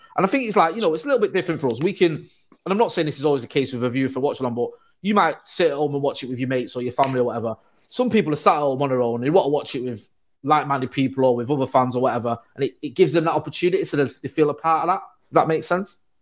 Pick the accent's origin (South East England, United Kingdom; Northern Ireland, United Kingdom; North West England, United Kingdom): North West England, United Kingdom; Manchester; I'm from Manchester.